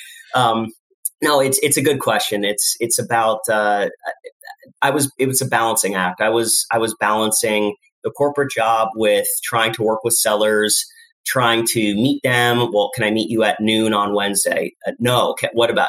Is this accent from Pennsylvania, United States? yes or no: yes; Lehigh Valley, Pennsylvania, United States; I was born in the Lehigh Valley